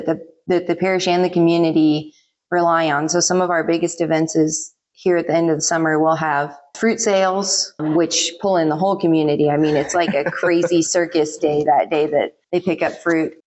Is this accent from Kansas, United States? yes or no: yes; Hoxie, Kansas, United States; I grew up here in Hoxie